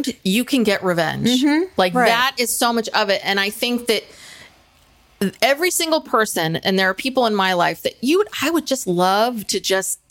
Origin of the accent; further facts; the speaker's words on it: California, United States; we grew up in California